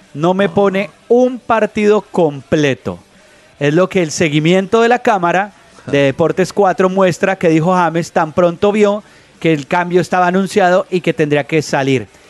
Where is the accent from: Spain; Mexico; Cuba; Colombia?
Colombia; nosotros que somos colombianos